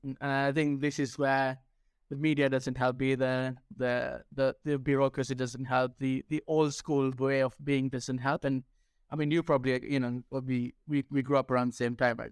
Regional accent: Sri Lanka; first language Sinhala; English is a second language; also born or lived in United Kingdom; now in Spain; I speak my native tongue, which is, uh, Sinhala, which is from Sri Lanka

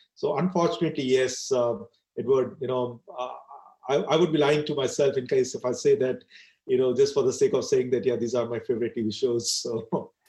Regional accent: India; I decided to stay in India and I'm very proud of the Indian culture.

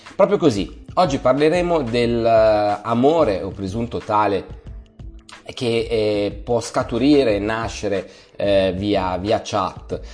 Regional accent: Milan, Lombardy, Italy; Io vengo da Milano e Milano è una città maledetta per quanto riguarda le eh, relazioni. Siamo molto chiusi

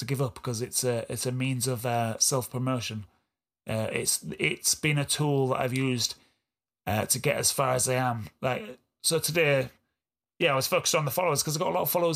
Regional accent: Yorkshire and the Humber, United Kingdom; accent: East Yorkshire; East Yorkshire guy from Hull and Beverley. My accent.

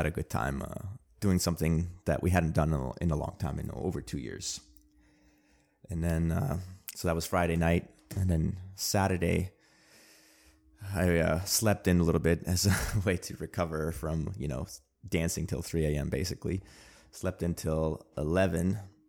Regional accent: Armenia; born there; English is a second language; Armenian. I was born in a nation state of Armenia Actually, I was not born in a nation state of Armenia. I was born in the Soviet Union. I was born in the Armenian Republic of the Soviet Union.

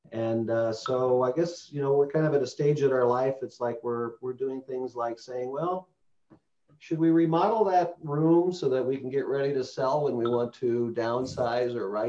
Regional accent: Midwest, United States; So I'm a, uh, I'm a Midwesterner, um, lived in a lot of different places, but uh, I, re- I reside in Chicagoland

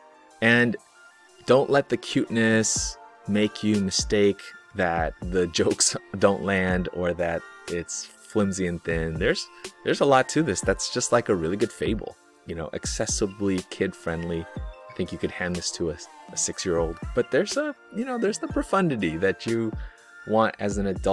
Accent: United States; I'm Chinese American

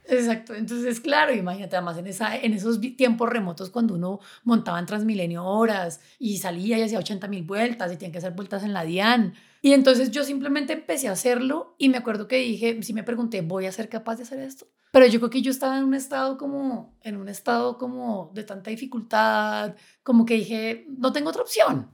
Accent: Chía, Cundinamarca, Colombia; yo crecí en Chía y en Chía había muchos colibríes.

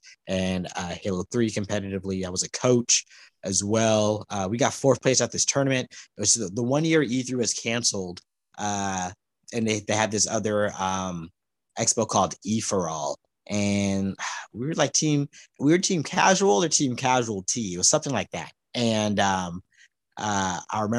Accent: Palmdale, California, United States; now in Los Angeles, United States; my hometown is Palmdale, California, it's up north

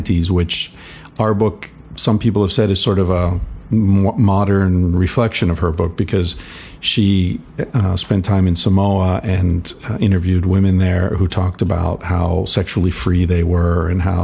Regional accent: Pittsburgh, Pennsylvania, United States; I grew up around Pittsburgh, smokestacks and burning rivers

